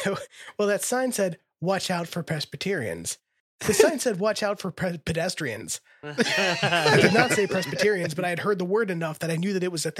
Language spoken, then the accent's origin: English; West Virginia, United States; I'm from West Virginia.